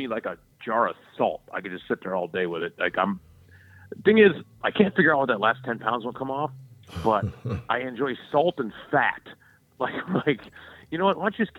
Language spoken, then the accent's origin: English; the South, United States; I grew up in the South where Duke's mayonnaise reigns supreme. I can't get it here, which sucks.